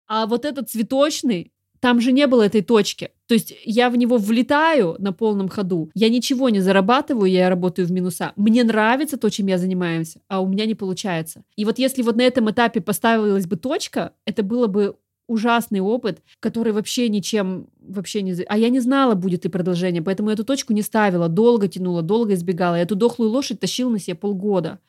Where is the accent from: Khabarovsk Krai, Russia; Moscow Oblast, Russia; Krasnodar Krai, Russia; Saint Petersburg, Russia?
Krasnodar Krai, Russia; Krasnodar; в моем городе, я а из Краснодара